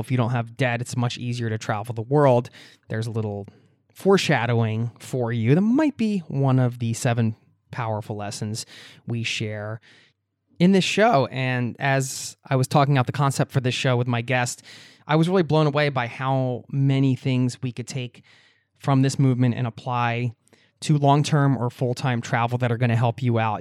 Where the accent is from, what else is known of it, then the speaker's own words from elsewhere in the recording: United States; moved away as an adult; now in Oslo, Norway; my home country, the U S